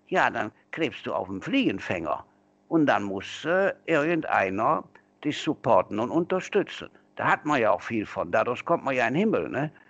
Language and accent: German; North Rhine-Westphalia, Germany; accent: Kölsch; Und ob Kölsch, also unser Dialekt, heißt Auferstehung